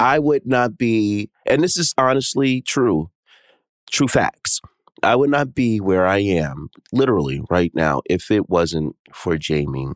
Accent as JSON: {"language": "English", "town": "New York City", "region": "New York", "country": "United States", "tie": "born or raised there", "said": "I'm from New York City. New York City is my favorite East Coast city. I mean, all right, it's number one because I'm born and raised here"}